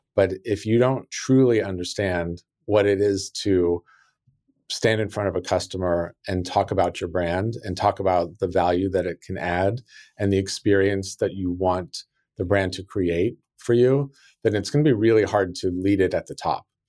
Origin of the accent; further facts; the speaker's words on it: South Lake Tahoe, California, United States; also born or lived in Sacramento, California; I grew up in South Lake Tahoe, California, which is a very small resort town